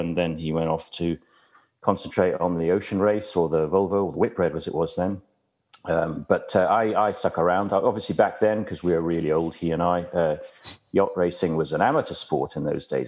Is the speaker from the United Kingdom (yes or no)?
no; Dublin, Leinster, Ireland; moved away; I grew up in Dublin in the 60s